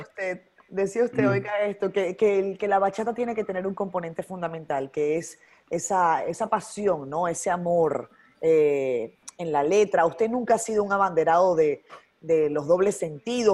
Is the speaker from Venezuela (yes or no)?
yes; Venezuela; moved away as an adult; now in Dominican Republic; Yo soy venezolana, con el ah. corazón dominicano ya, después de 10 años